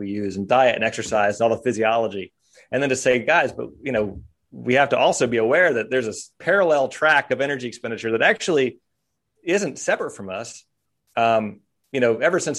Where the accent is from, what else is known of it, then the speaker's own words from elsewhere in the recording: Kersey, Pennsylvania, United States; moved away; also born or lived in St. Marys, Pennsylvania; I grew up in Kersey